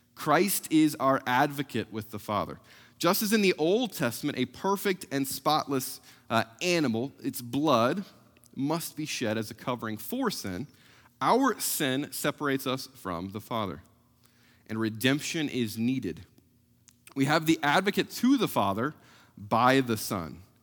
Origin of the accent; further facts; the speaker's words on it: South Central Missouri, United States; moved away; growing up in South Central Missouri